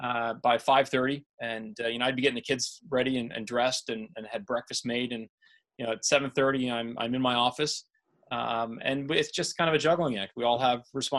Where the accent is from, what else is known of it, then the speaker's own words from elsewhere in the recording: Pittsburgh, Pennsylvania, United States; born there; also born or lived in Denver / Indiana; now in Naperville, United States; You know, I was born in Pittsburgh. I lived in Denver for a little while, so I went to school in Indiana.